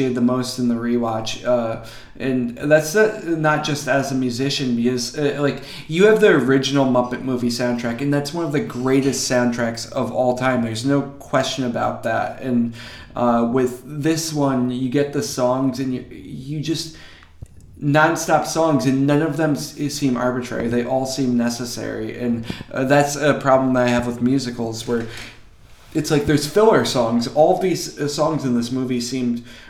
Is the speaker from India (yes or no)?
no; Connecticut, United States; now in Los Angeles, United States; I'm from Connecticut, so I'm a nutmegger.